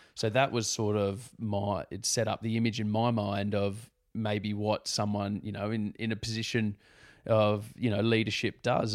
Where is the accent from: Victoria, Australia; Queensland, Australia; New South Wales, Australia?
New South Wales, Australia; Sydney; growing up on the Northern Beaches is a pretty nice place to grow up.